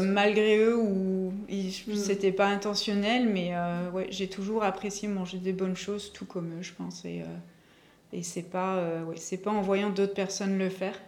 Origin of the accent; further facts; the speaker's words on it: Belgium; moved away as an adult; also born or lived in Asia / Yssingeaux, France; now in Bordeaux, France; je suis belge